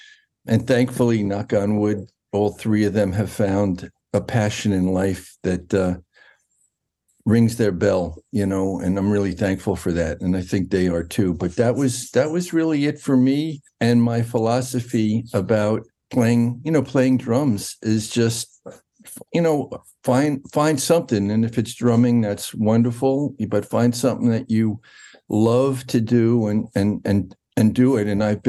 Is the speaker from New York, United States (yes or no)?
yes; New York, United States; I was raised in New York, in Westchester County, north of Manhattan, about an hour north.